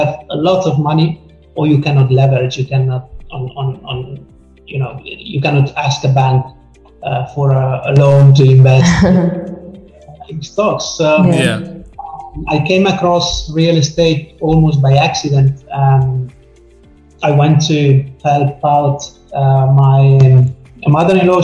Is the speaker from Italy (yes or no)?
yes; Italy; I come from Italy, so especially at this latitude, we don't talk about money